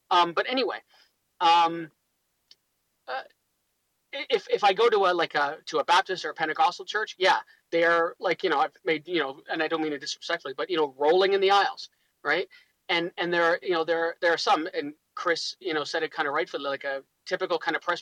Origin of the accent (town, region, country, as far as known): Toronto, Ontario, Canada